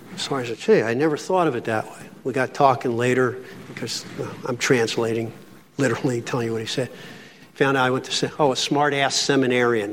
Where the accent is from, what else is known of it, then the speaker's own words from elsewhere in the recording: Philadelphia, Pennsylvania, United States; now in Pittsburgh, United States; I'm from Philly